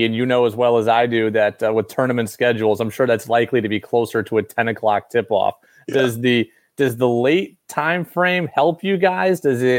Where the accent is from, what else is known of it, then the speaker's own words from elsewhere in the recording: Albany, New York, United States; I grew up in Albany also